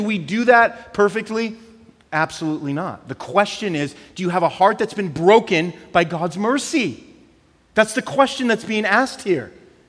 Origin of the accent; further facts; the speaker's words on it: California, United States; So we came from California.